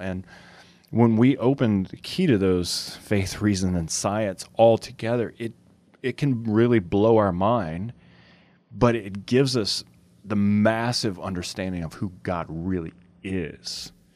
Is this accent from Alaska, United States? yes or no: no; Cajun, Louisiana, United States; we're Cajun